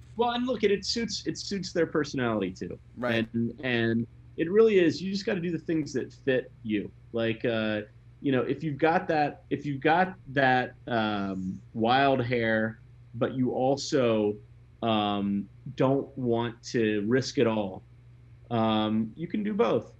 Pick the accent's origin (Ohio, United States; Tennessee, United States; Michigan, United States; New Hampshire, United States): Tennessee, United States; Memphis; moved away; also born or lived in Mississippi; I grew up in in Memphis, and I also lived in Mississippi